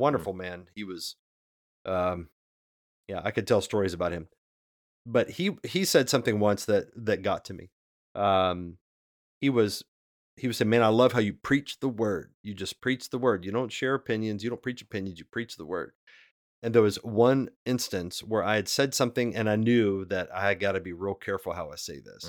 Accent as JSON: {"language": "English", "region": "West Virginia", "country": "United States", "tie": "born or raised there", "moved": "yes", "lives_now": "Cincinnati, United States", "said": "I grew up in West Virginia."}